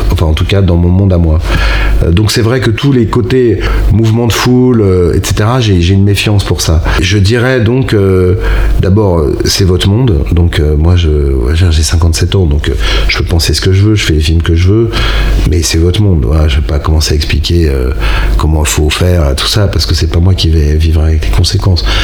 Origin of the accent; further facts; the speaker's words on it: Rennes, Brittany, France; Moi, je viens de province. Et, vous le sentez pas Si. Vous venez d'où De Rennes.